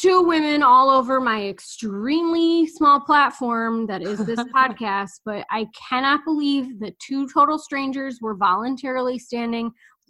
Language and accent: English; Chicago, Illinois, United States; I'm from Chicago. I don't want to talk to a stranger.